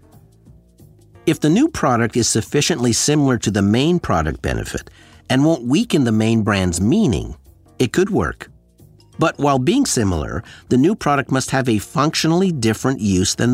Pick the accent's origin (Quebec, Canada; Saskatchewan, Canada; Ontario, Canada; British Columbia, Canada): Ontario, Canada; Sudbury; my hometown of Sudbury, Ontario